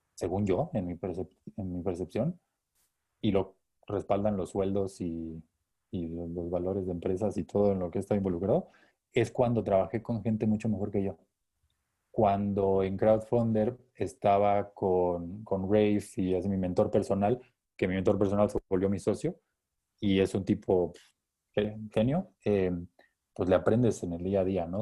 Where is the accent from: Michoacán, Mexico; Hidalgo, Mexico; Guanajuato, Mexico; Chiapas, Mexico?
Chiapas, Mexico; ingeniero físico, chiapaneco